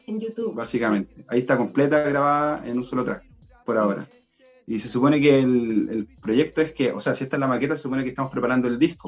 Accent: Buin, Santiago Metropolitan Region, Chile; yo también soy de la, comuna de Win, soy de Alto Jahuel

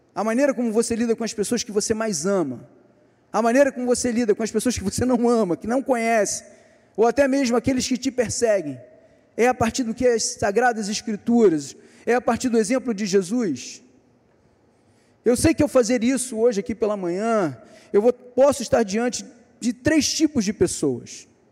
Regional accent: Niterói, Rio de Janeiro, Brazil; Nós somos de Niterói

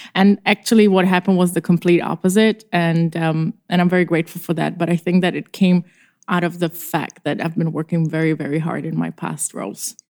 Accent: Czechia; moved away as an adult; now in Los Angeles, United States; I am actually from the Czech Republic, which is a very tiny and charming country next to Germany in Europe. And I was born there

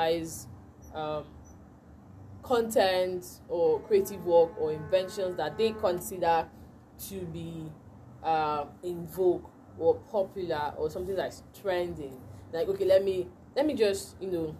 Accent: Nigeria; as a true Nigerian, or as a Nigerian

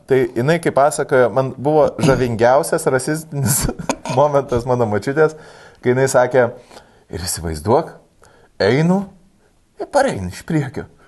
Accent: Lithuania; mes lietuviai, tai jau mes ne antisemitai ir mes nerasistai.

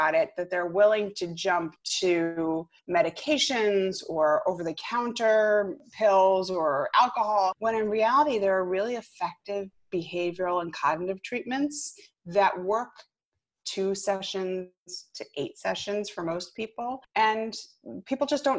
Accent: Rhode Island, United States; moved away as an adult; now in Westchester, New York, United States; I'm originally from Rhode Island

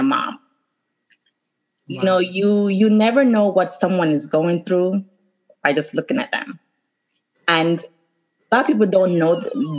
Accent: Jamaica; I'm Jamaican

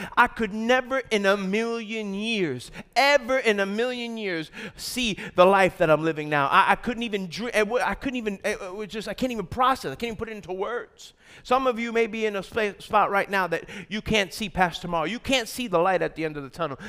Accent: New York, United States; from New York

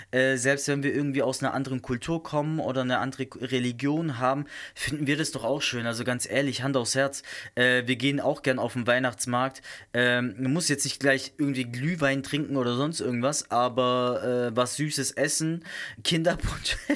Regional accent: South Germany, Germany; Zumindest nicht da, wo ich herkomme, aus äh, Süddeutschland. Und ich komme nicht aus dem Schwarzwald direkt.

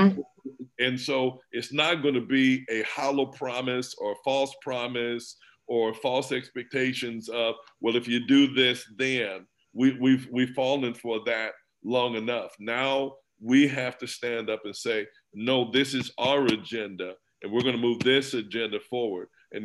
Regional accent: Nebraska, United States; I was born and raised in Nebraska

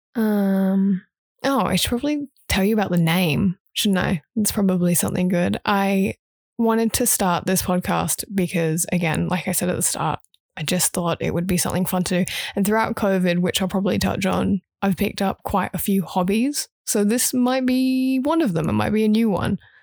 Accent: Brisbane, Queensland, Australia; accent: English; also born or lived in Huntingdon, United Kingdom / Sydney, Australia; I've grown up in Brisbane

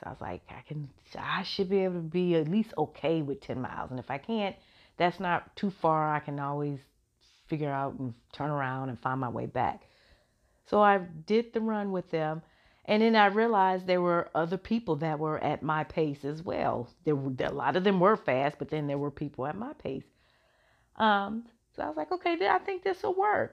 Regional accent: Chicago, Illinois, United States; that's my hometown, love Chicago

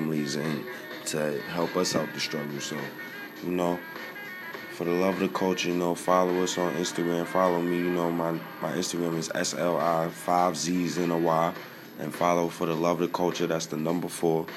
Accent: New York City, New York, United States; I grew up on 118th and 1st.

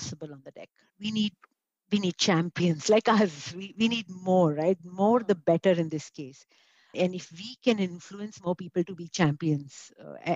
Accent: India; As an Indian woman

